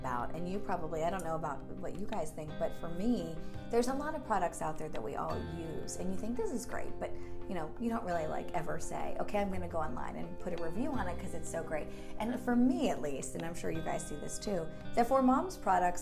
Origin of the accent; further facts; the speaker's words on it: Pittsburgh, Pennsylvania, United States; I'm actually from the Pittsburgh area as well.